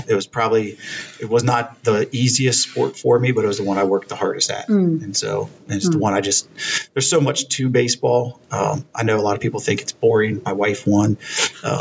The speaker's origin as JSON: {"language": "English", "town": "Loveland", "region": "Ohio", "country": "United States", "tie": "born or raised there", "said": "I grew up in Loveland and went there all through school."}